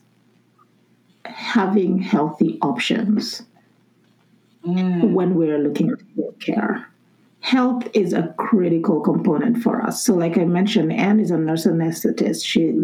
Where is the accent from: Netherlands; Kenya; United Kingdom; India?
Kenya; moved away; I'm originally from Kenya.